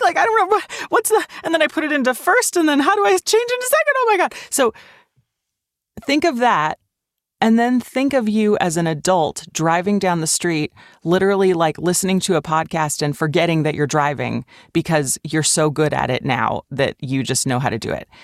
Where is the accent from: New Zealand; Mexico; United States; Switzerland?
Switzerland; moved away; I grew up in Switzerland